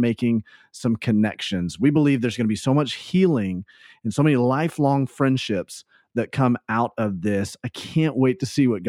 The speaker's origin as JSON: {"language": "English", "region": "the South", "country": "United States", "tie": "born or raised there", "said": "I grew up in the South where, you know, double names are so prevalent anyways"}